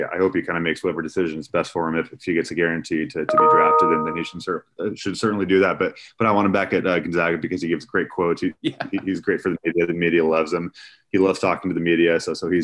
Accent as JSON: {"language": "English", "area": "Bay Area", "region": "California", "country": "United States", "tie": "born or raised there", "also_born_or_lived": "Moscow, Idaho", "moved": "as an adult", "lives_now": "Spokane, United States", "said": "I grew up in California in the Bay Area"}